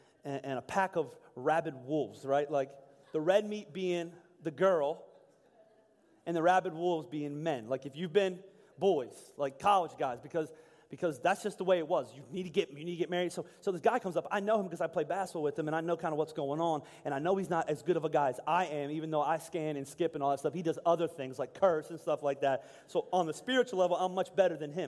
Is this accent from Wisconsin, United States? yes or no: no; Pennsylvania, United States; I was from Pennsylvania